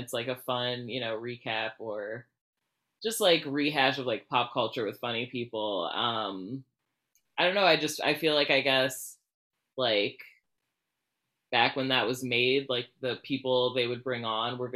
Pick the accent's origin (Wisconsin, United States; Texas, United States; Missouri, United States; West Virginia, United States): Texas, United States; Dallas; I'm a fifth generation Texan